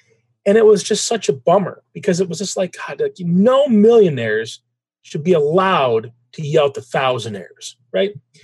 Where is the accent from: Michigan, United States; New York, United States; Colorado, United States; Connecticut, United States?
Michigan, United States; Traverse City; also born or lived in Detroit, Michigan; Traverse City, Michigan, beautiful town now. 25 years ago, it was a beautiful small town, smaller, but a nice place for a kid to grow up.